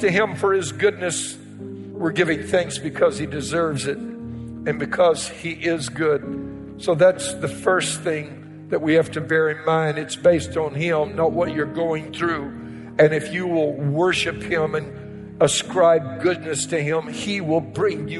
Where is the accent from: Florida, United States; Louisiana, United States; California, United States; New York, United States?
Louisiana, United States; Cajun; I'm a Cajun